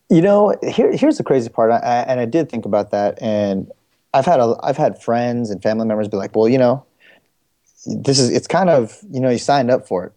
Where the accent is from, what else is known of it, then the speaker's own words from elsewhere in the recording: Bay Area, California, United States; also born or lived in San Jose, California / Riverbank, California / San Diego, California / Fremont, California; I'm originally from the Bay Area